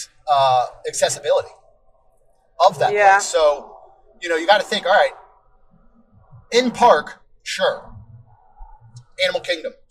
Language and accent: English; Virginia, United States; going to King's Dominion growing up in Virginia